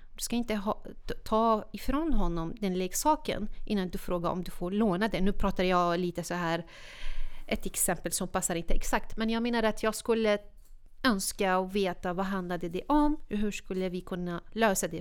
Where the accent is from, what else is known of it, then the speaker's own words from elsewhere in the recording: Syria; Swedish is a second language; moved away as an adult; now in Sweden; Jag är född och uppvuxen i Syrien